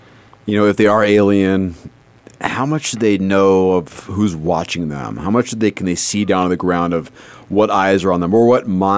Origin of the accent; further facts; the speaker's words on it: Southern California, United States; I grew up in Southern California